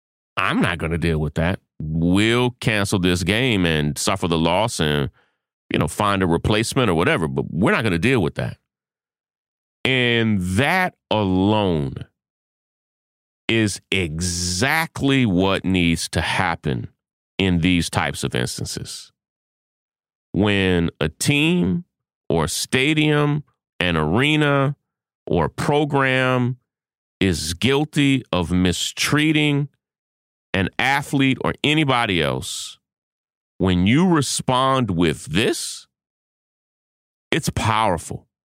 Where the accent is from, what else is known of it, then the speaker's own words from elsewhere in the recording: Kentucky, United States; I'm from Kentucky, so, yeah, you know, you just have to understand where I come from.